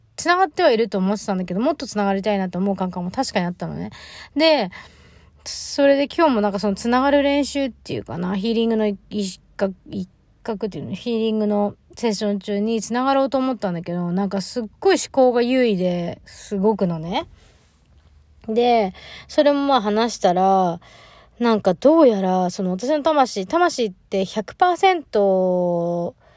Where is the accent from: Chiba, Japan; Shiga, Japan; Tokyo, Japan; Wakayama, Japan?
Chiba, Japan; Choshi; moved away; 地元は千葉県の銚子市っていうところなんですけど